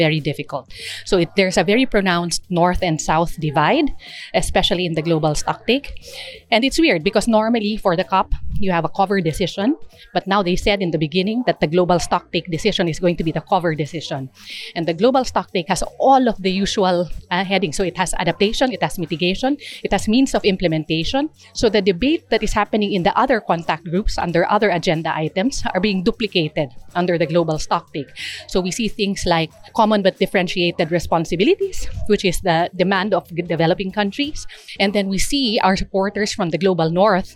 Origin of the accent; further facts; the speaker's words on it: Kankanaey Igorot, Mountain Province, Cordillera Administrative Region, Philippines; I'm from the Kankanaey Igorot Indigenous Peoples in the Philippines